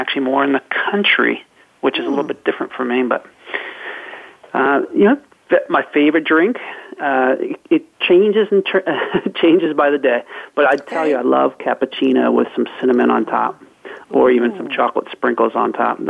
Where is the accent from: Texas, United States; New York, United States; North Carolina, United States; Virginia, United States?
Virginia, United States; Northern; I hail from Northern Virginia, right outside of Washington, D.C., and actually am in and out of Washington, D.C. quite a bit